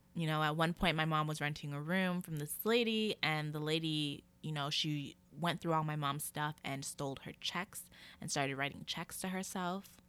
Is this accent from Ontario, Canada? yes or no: no; Calgary, Alberta, Canada; moved away; I was born here in Calgary, Alberta, Canada. That is still where I reside now